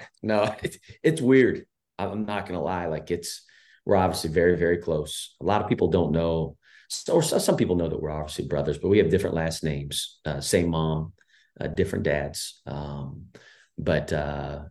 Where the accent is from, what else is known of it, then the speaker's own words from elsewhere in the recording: Danville, Indiana, United States; growing up in Indiana, obviously every house has a hoop, right? I mean, you know, it's kind of the fabric of, we grew up in a small town, Danville